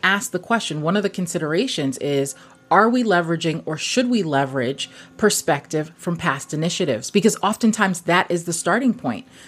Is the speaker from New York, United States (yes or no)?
yes; New York City, New York, United States; also born or lived in Guyana; my parents are from Guyana, South America. Mm-hmm. I grew up in Brooklyn.